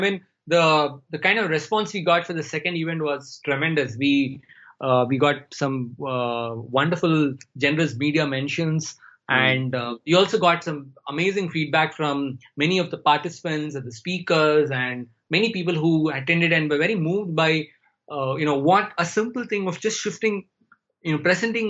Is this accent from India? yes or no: yes; India; first language Tamil; English is a second language; I'm more fluent in English than in my mother tongue, which was Tamil.